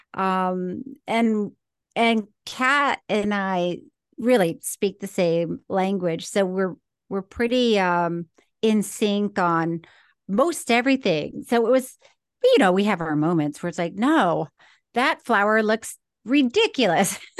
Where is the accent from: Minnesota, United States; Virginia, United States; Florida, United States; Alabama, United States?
Florida, United States; now in California, United States; I did grow up in Florida